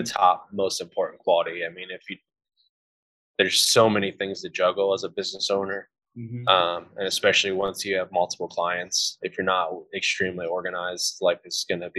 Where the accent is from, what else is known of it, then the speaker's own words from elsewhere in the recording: Ohio, United States; now in Indiana, United States; I became a Hoosier, which is just someone who lives in Indiana as opposed to a Buckeye where I grew up in Ohio.